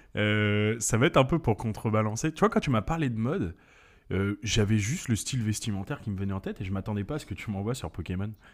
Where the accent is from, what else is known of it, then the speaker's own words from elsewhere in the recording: French Guiana; je suis né en Guyane